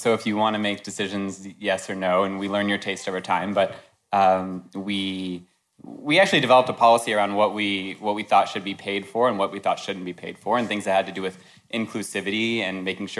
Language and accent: English; Louisville, Kentucky, United States; I'm 35. I'm from Louisville, Kentucky.